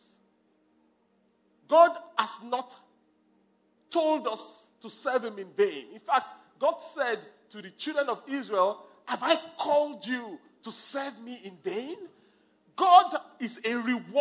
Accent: Nigeria; I'm from Nigeria

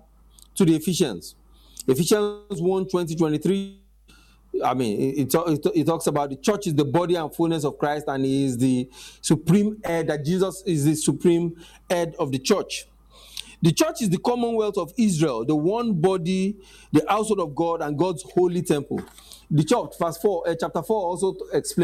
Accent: Nigeria

